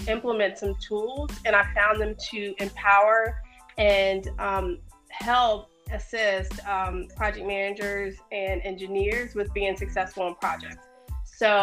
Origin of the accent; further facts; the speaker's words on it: Sterling, Virginia, United States; I grew up in Northern Virginia in a town called Sterling